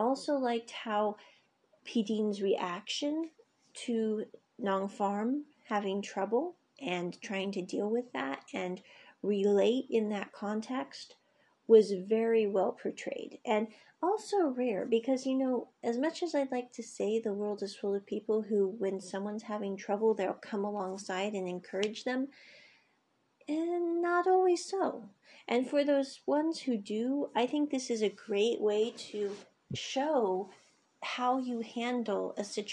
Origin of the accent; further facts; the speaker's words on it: United States; moved away; I grew up in the States